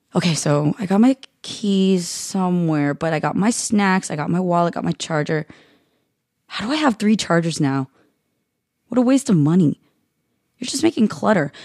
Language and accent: English; United States; America, you're not even that much better. The land that I love, the soil my yellow roots are planted in, the place that can't decide whether my parents belong in it or not